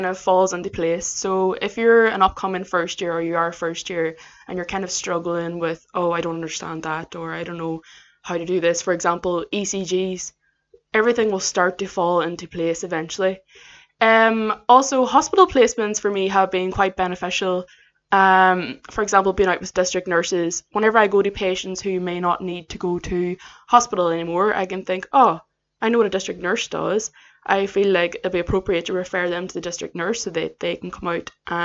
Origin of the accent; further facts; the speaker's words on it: County Derry, Northern Ireland, United Kingdom; moved away as an adult; now in England, United Kingdom; I am from County Derry in Northern Ireland. And I came to England specifically to study paramedic science due to there being no courses back home